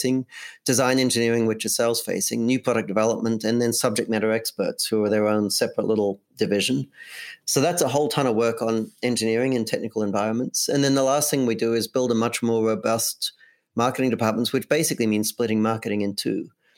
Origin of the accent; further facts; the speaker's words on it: Australia; now in United States; I moved here from Australia, so we say diary in Australia.